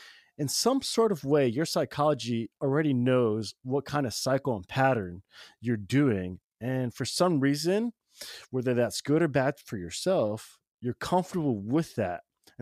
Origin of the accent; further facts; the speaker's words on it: New York, United States; also born or lived in Indiana; now in Oregon, United States; I'm Puerto Rican from New York, then moved to Indiana to Oregon